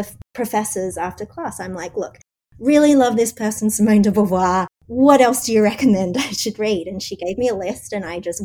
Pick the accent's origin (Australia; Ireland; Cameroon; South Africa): Australia; moved away as an adult; now in New York, United States; As you can tell, I'm Australian